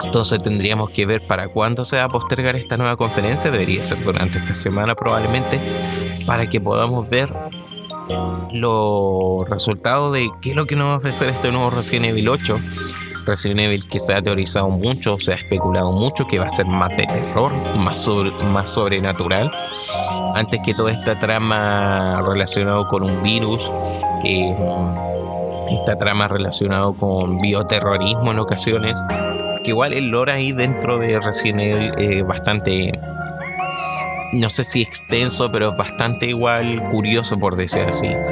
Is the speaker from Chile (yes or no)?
yes; Chile; para nosotros como chilenos